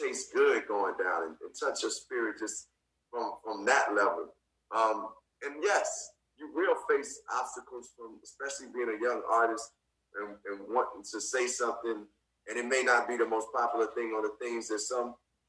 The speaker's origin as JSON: {"language": "English", "town": "Chicago", "region": "Illinois", "country": "United States", "tie": "born or raised there", "said": "growing up in Chicago"}